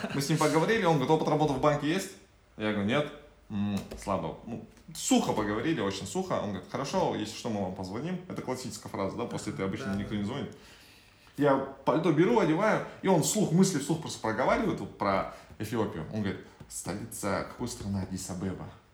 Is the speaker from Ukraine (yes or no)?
no; Kazakhstan